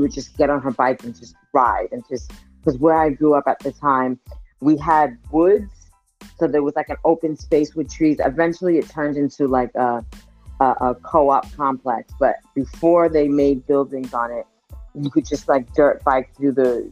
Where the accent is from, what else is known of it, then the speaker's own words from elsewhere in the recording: New York City, New York, United States; I'm born in Queens, raised between Queens and Brooklyn